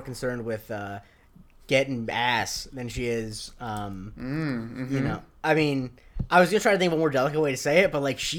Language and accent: English; Florida, United States; there were wild boars where I grew up in Florida